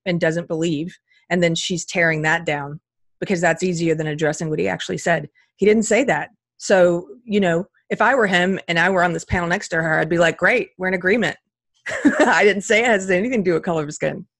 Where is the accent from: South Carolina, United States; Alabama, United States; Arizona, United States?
South Carolina, United States; also born or lived in Los Angeles, California; now in California, United States; I was raised in South Carolina, so I'm bringing that Southern culture with me to California